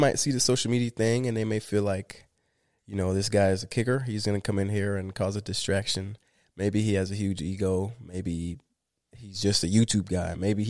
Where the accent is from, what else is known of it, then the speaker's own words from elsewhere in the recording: Florida, United States; I always have my eyes on the Dolphins because I love Florida. I'm from Florida.